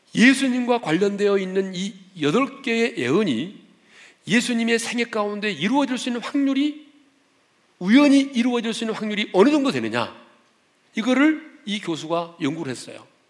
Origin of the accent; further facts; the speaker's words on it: South Korea; 우리는 이제 한국 사람이니까